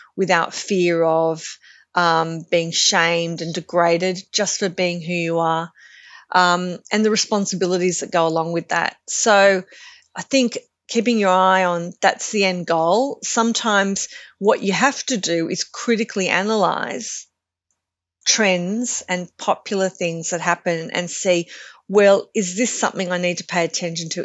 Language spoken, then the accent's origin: English; Australia; a very, you know, white and Glo-Celtic, um, surfing community that I kind of grew up